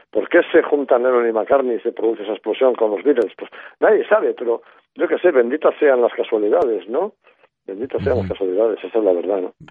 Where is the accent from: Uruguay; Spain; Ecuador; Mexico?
Spain; Sí, España profunda de Franco, una España en blanco y negro, con televisión en blanco y negro, etcétera, etcétera, ¿no?